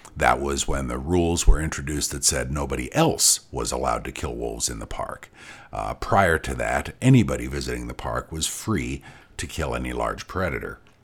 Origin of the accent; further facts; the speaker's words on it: Boulder, Colorado, United States; I grew up in Boulder, Colorado